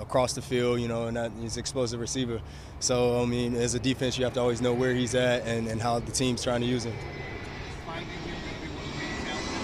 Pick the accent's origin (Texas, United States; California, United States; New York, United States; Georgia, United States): Georgia, United States; moved away; I'm from Georgia, so this is home